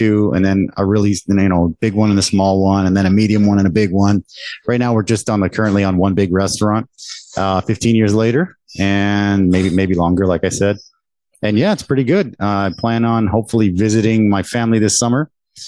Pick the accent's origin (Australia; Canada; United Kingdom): Canada; moved away as an adult; now in Taiwan; I was the first one born there, born and raised in Canada. And I came to Taiwan about 20 years ago now.